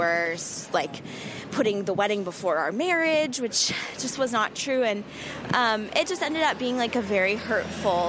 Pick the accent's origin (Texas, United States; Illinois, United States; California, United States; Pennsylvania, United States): California, United States; Southern; now in New York, United States; we live in New York now, but we're originally from Southern California